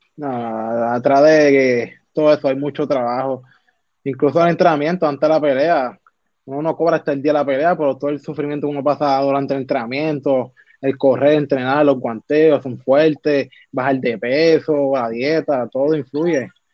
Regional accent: Vega Alta, Puerto Rico; soy de Bereña, de Barrio Breña en Vega Alta, Puerto Rico. Me nací y creo acá

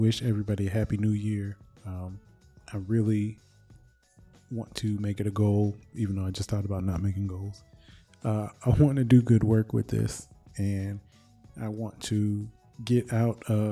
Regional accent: Michigan, United States; I'm from Michigan.

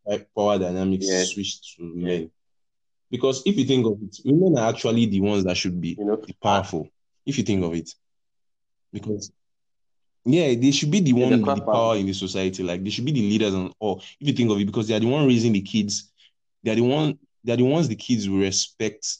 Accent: Nigeria; accent: Nigerian; I'm a Nigerian from my accent and everything

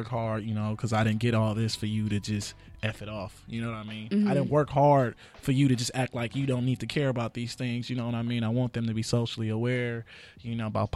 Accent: Inglewood, California, United States; I'm from Inglewood, California

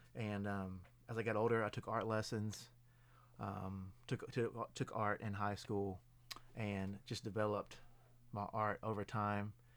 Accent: Lewisburg, Tennessee, United States; I'm originally from Lewisburg, Tennessee

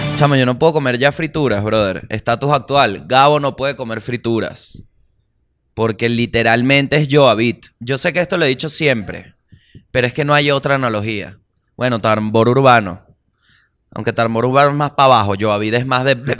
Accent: Venezuela; yo como venezolano

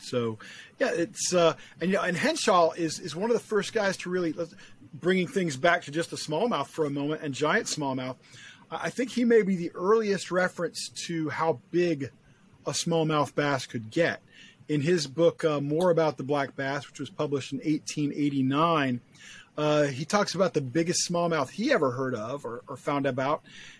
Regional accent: Florida, United States; It's Florida, my home state. Born here, live here.

